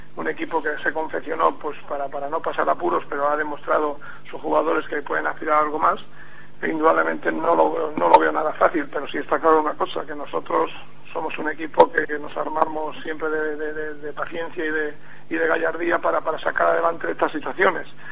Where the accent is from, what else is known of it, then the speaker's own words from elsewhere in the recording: Castilla-La Mancha, Spain; also born or lived in Madrid; yo no soy de Extremadura, indudablemente, soy de Castilla-La Mancha